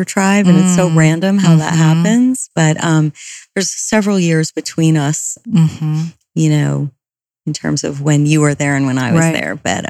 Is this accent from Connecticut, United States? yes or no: yes; Silvermine, Connecticut, United States; now in Los Angeles, United States; I grew up in Silver Mine, Connecticut, which is a commuter suburb of Manhattan. So my dad worked in the city and took the train in every day.